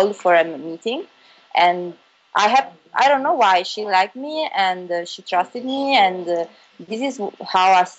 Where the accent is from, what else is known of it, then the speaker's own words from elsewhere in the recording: Bari, Apulia, Italy; moved away as an adult; also born or lived in Milan; I was born and raised in Bari, which is a town in the South Italy, Puglia.